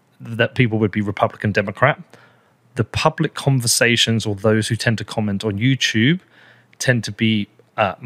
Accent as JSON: {"language": "English", "country": "United Kingdom", "said": "as a British person"}